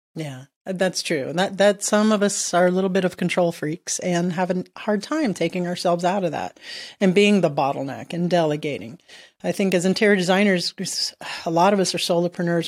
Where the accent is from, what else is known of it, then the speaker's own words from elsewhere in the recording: Miami, Florida, United States; moved away as an adult; also born or lived in Southern Maryland; now in Maryland, United States; I'm from Miami